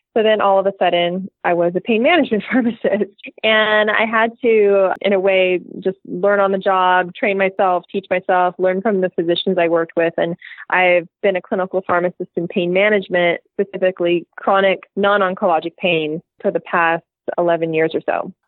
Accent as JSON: {"language": "English", "region": "California", "country": "United States", "said": "I'm from California"}